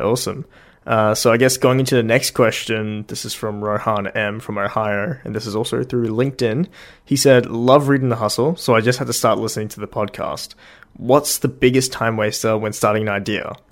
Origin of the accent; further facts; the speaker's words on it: Australia; I'm from Australia